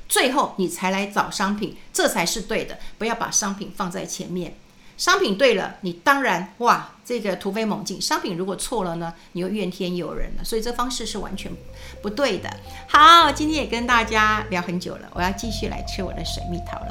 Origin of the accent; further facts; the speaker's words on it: New Taipei, Taiwan; moved away as an adult; also born or lived in Wenshan District, Taipei; now in Taipei, Taiwan; 我就从新店就搬到了文山区